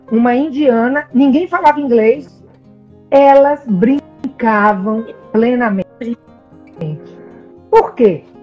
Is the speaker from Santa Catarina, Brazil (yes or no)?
no; Recife, Pernambuco, Brazil; also born or lived in Salvador / Rio de Janeiro; eu morei, eu nasci em Salvador, mas nós fomos morar no Rio de Janeiro, depois fomos morar em Recife, depois voltamos para Salvador. Então, é, eu passei a maior parte da minha infância em Recife e eu brinquei demais.